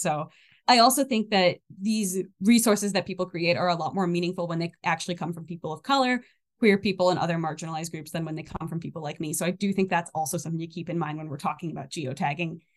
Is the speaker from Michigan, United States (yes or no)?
yes; Michigan, United States; also born or lived in Armenia; now in northern Minnesota, United States; I'm from Michigan originally